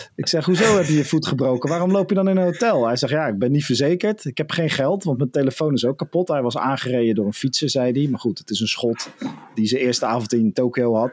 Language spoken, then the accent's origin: Dutch; Netherlands